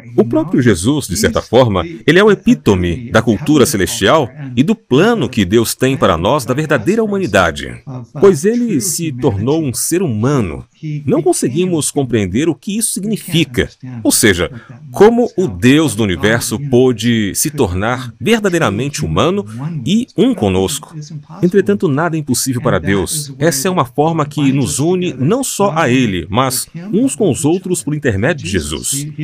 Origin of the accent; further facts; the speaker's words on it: United States; moved away as an adult; also born or lived in former Soviet Union; Como americano, cresci em uma cultura muito individualista